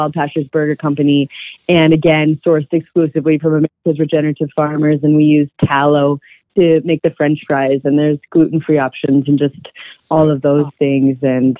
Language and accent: English; California, United States; now in Colorado, United States; we came from Southern California where there's just like this huge diversity and just a lot of really great food. And when we came to Colorado